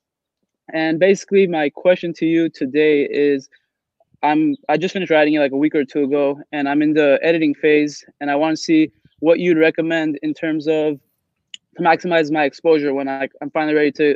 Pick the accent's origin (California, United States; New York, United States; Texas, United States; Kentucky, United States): California, United States; Los Angeles; I'm from Los Angeles.